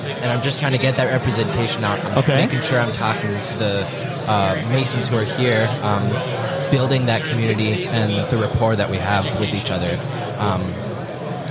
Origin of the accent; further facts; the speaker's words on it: Richfield, Minnesota, United States; I grew up in Richfield, Minnesota